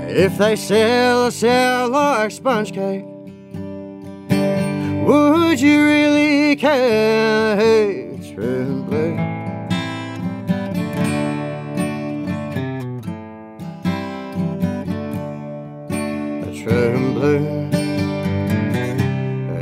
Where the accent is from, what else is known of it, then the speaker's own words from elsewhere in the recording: Ipswich, Queensland, Australia; also born or lived in Logan; now in Stanthorpe, Australia; I grew up in Ipswich